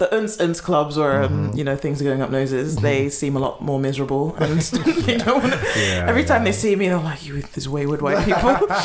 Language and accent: English; London, United Kingdom; I'm from Northwest, you know, I have to rep it